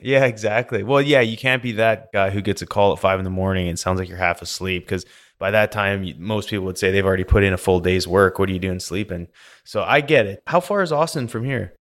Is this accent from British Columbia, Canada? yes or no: yes; British Columbia, Canada; accent: Canadian; moved away as an adult; also born or lived in Alberta; now in United States; growing up in Canada and B C there